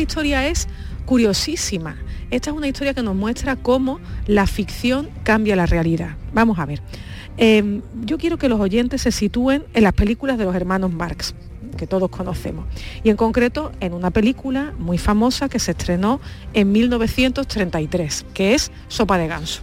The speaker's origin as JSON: {"language": "Spanish", "region": "Andalusia", "country": "Spain", "said": "los andaluces somos buenos lectores"}